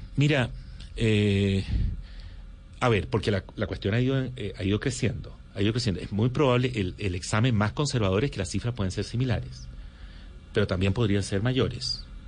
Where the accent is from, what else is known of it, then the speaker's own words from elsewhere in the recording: Chile; yo crecí em, eh, mi, adolescencia y toda mi juventud y estudios universitarios los hice en Chile bajo la dictadura de Pinochet